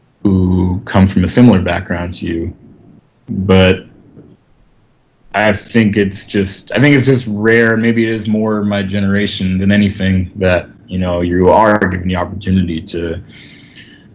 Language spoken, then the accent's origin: English; New York, United States; I was coming from Park Slope